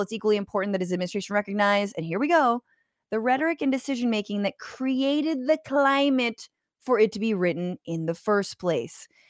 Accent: San Francisco Bay Area, California, United States; now in Los Angeles, United States; I am a Niners fan 'cause I'm from the Bay

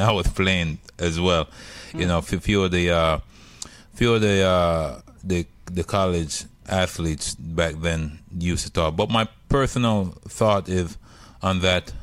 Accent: Jamaica; moved away; I'm, I'm from Jamaica

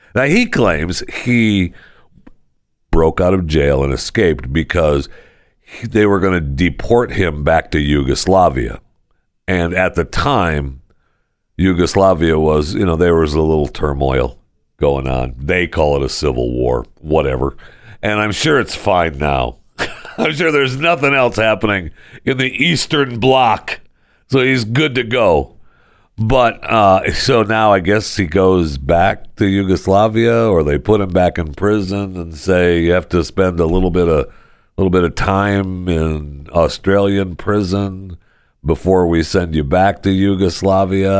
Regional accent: Michigan, United States; And I was born and raised right here.

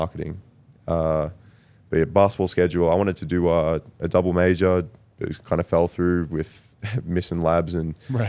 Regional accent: Traralgon, Victoria, Australia; now in Denver, United States; my hometown, Traralgon.

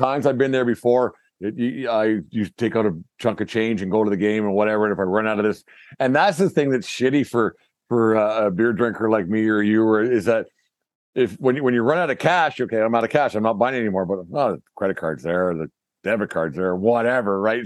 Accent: Canada; Being Canadian

